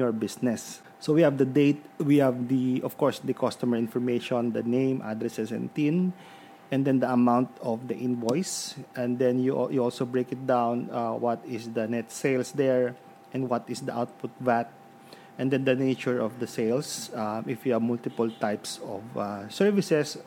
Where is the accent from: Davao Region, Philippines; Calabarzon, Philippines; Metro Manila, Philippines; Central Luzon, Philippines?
Calabarzon, Philippines; Lucena; now in Santo Tomas, Philippines; I am from Lucena